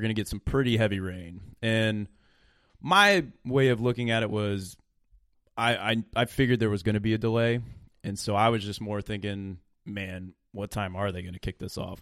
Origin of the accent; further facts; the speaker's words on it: Illinois, United States; we're from Illinois